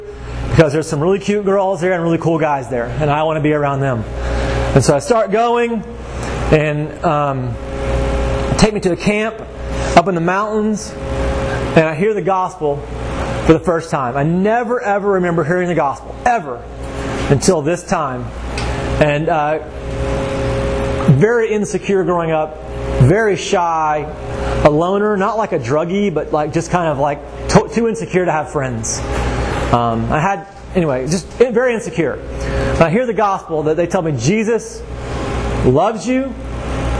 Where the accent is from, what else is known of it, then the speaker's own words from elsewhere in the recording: Waco, Texas, United States; moved away as an adult; now in Georgia, United States; I grew up in Waco, Texas.